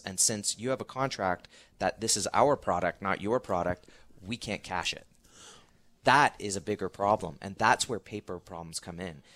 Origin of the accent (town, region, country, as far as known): Canada